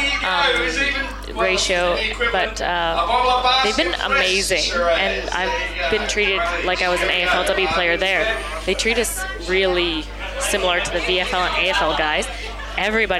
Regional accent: Canada; now in Australia; being Canadian

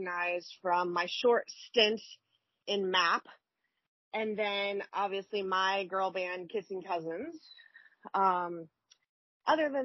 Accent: Birmingham, Alabama, United States; moved away; I'm from Birmingham, Alabama

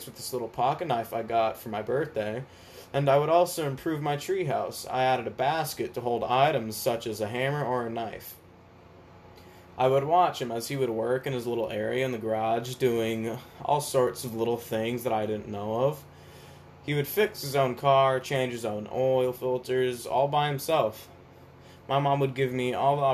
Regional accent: Atlanta, Georgia, United States; I was born in Atlanta, Georgia

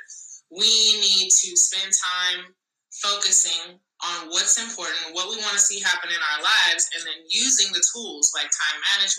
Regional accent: Madrid, Community of Madrid, Spain; I was born in Madrid, Spain.

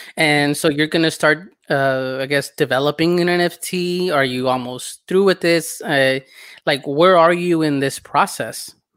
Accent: Southern California, United States; I grew up in Southern California

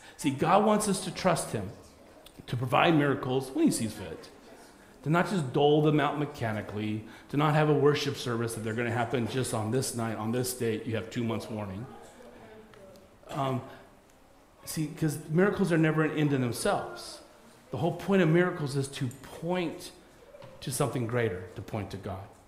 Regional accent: United States; as an American.

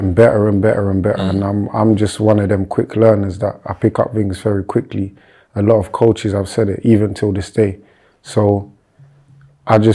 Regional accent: London, United Kingdom; I grew up in Bermondsey / Old Kent Road. That's my area still till now.

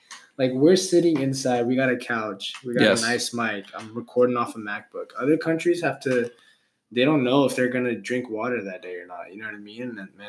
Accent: Stockton, California, United States; now in Salem, United States; I'm originally from California, Stockton. I'm used to, like, 80-degree weather.

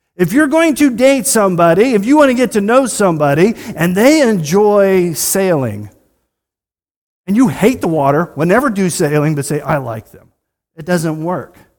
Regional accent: United States

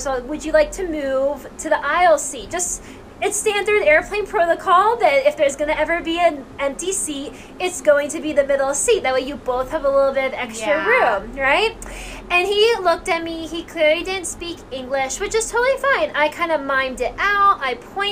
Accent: United States; we as Americans really value personal space

